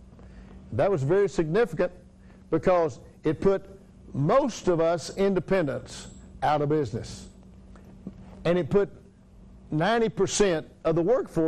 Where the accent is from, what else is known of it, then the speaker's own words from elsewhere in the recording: Tye, Texas, United States; that's where I grew up, right outside of Ty, Texas.